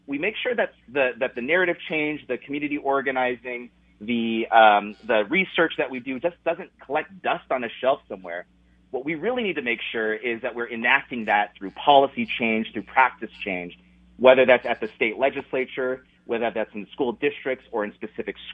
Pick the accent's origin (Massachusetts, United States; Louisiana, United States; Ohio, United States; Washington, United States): Washington, United States; now in Minnesota, United States; I'm originally from Washington State